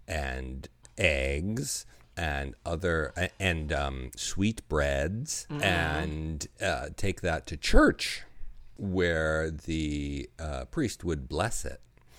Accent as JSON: {"language": "English", "town": "Buffalo", "region": "New York", "country": "United States", "tie": "born or raised there", "said": "Growing up in Buffalo, there's a very large Polish population. And my grandparents were from Poland and the Ukraine."}